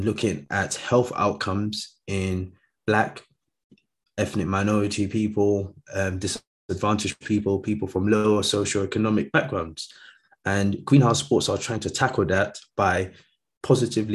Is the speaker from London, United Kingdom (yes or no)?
yes; London, United Kingdom; also born or lived in Nigeria; growing up in London. So I came to London when I was quite young, so from Nigeria, but yeah, lived here all my life